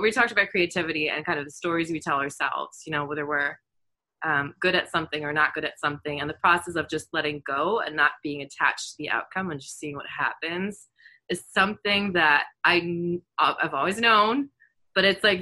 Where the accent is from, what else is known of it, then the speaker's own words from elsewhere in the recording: Germany; moved away; I grew up in Germany